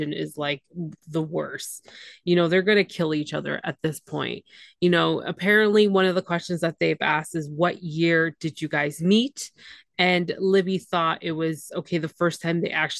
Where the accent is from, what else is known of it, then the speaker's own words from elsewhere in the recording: Canada; I'm the Canadian one